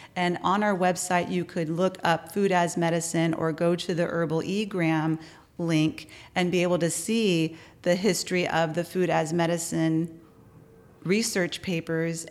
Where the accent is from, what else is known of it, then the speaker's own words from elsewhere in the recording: San Antonio, Texas, United States; now in Austin, United States; from San Antonio